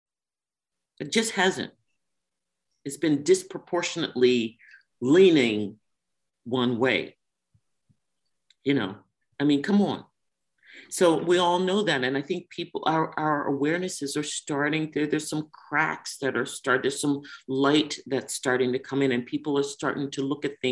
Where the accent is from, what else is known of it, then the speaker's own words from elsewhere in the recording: Washington, District of Columbia, United States; I grew up in Washington, D.C.